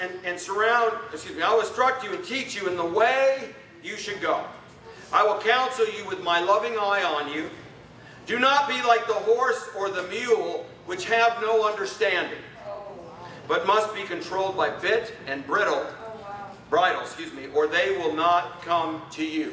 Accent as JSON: {"language": "English", "region": "Arizona", "country": "United States", "said": "I'm from Arizona"}